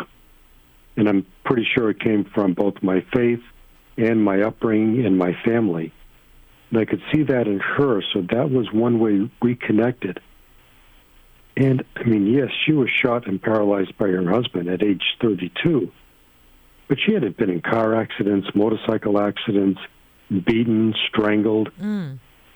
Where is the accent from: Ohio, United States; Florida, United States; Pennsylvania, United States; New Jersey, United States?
Florida, United States; Naples; my hometown here in Naples, Florida.